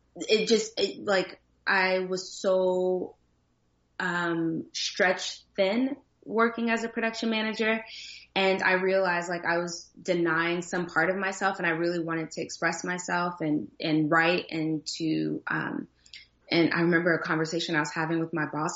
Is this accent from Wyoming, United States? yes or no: no; New Jersey, United States; moved away; also born or lived in Virginia; growing up in Jersey, I got made fun of a lot and, and in Virginia as well